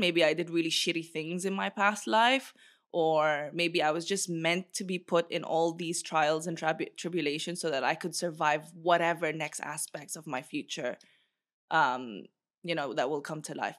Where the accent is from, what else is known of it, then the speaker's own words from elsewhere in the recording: Bahrain; moved away; also born or lived in Philippines; I was in Bahrain